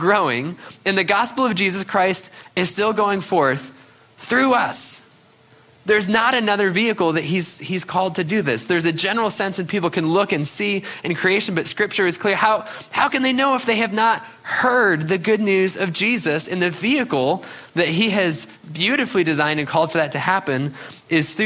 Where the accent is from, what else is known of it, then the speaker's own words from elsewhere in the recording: New England, United States; growing up in New England skiing